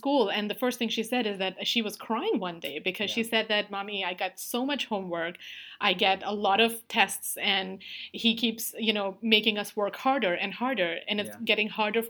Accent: India; moved away as an adult; now in United States; So I saw the difference between how I was raised back in India and then how my friends' kids were being raised here in US and in Canada.

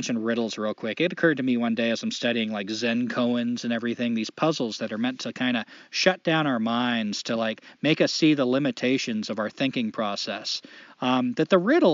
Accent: United States; As an American, someone who's born on this soil

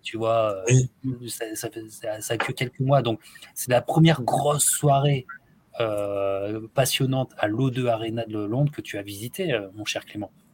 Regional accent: France; en tant que Français

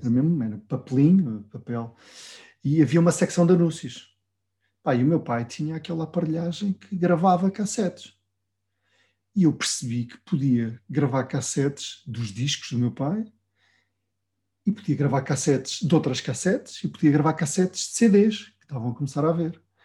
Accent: Vila Real, Norte, Portugal; eu vinha de Vila Real sozinho

